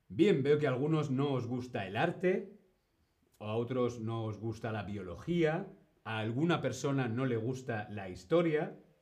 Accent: Spain; Yo fui al colegio en España, pero mi colegio no era un colegio español

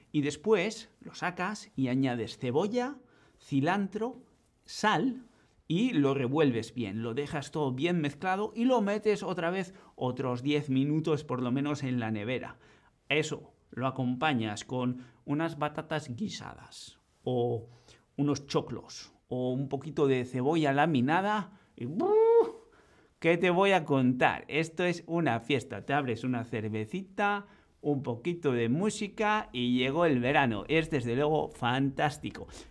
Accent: Basque Country, Spain; yo que vengo de Euskadi

